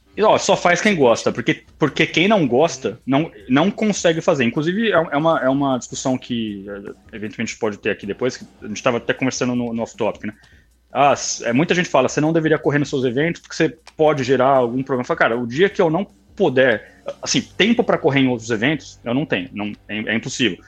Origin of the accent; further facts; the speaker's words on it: Vinhedo, São Paulo, Brazil; also born or lived in Campinas; nasci, nasci, em São Paulo, mas em 97 eu mudei para Vinhedo